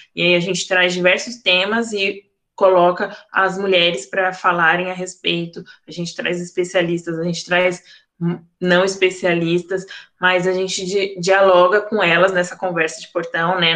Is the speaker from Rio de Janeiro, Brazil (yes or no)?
no; São Paulo, Brazil; Eu sou de Arthur Alvina, Zona Leste de São Paulo